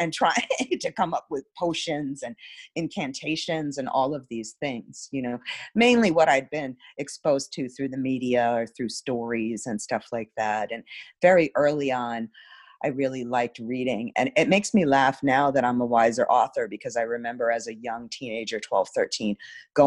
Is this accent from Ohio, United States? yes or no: no; New York City, New York, United States; I grew up in New York City